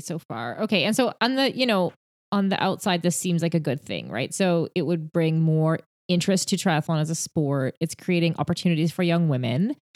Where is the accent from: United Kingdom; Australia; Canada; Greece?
Canada; I'm Canadian